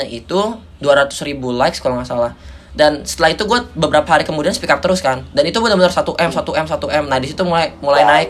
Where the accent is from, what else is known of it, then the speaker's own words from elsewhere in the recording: Indonesia; ayo ini kita kita orang Indonesia loh kita bisa saling bahu membahu loh kita bukan orang individualis loh kita bertetangga